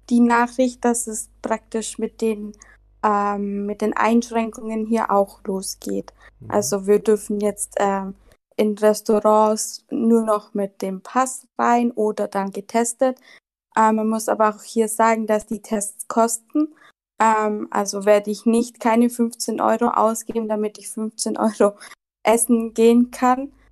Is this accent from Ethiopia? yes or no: no; Germany; now in Barcelona, Spain; Genau, also … Ähm, ich bin eigentlich aus Deutschland, aber lebe gerade in Barcelona.